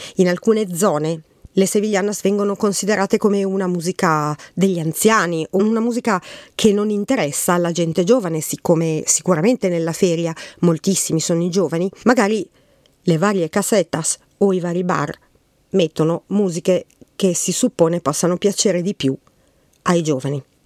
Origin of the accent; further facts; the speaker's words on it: Milan, Lombardy, Italy; Io che sono di Milano